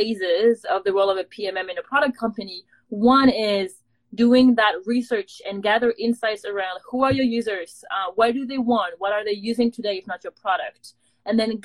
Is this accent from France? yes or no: yes; France; moved away as an adult; now in San Francisco, United States; I'm from France